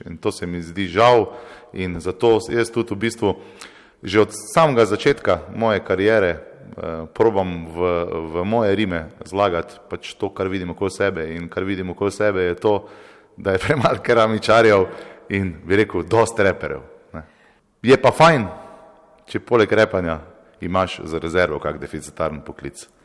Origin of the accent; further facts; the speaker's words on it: Velenje, Savinjska, Slovenia; moved away; also born or lived in Maribor; jaz prihajam iz Velenja, potem sem se preselil iz Mari, Maribor